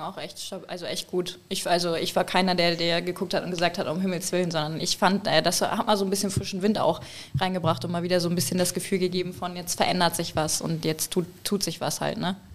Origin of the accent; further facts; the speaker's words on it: Hamburg, Germany; bin Hamburger Dörn